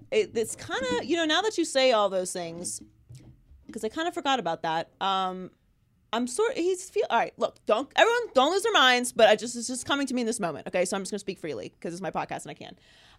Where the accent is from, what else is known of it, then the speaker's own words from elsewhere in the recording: Pittsburgh, Pennsylvania, United States; also born or lived in Miami; I'm from Pittsburgh